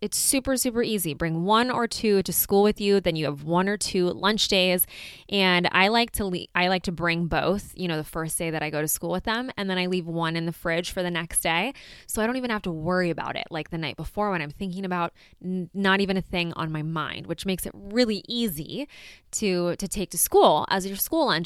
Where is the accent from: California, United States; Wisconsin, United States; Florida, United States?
California, United States; we are from California